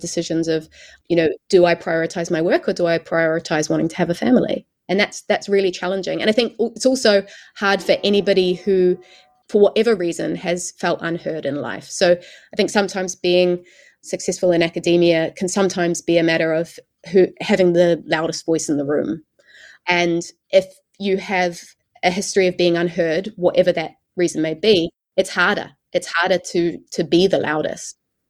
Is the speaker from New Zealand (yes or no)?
yes; New Zealand; moved away; I came across from New Zealand.